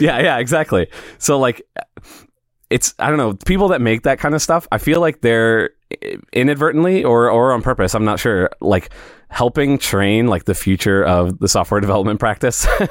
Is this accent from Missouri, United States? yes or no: yes; St. Louis, Missouri, United States; also born or lived in Springfield, Missouri; I'm from Saint Louis